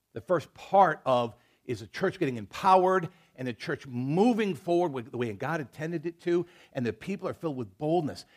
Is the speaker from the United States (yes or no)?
yes; United States; I'm an American. I'm a proud to be one